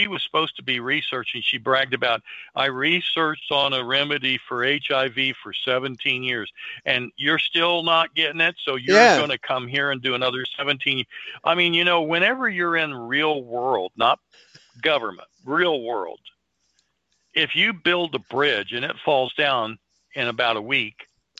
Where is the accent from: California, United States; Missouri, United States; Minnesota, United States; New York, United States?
Missouri, United States; Now we've been shown, again, I'm from Missouri.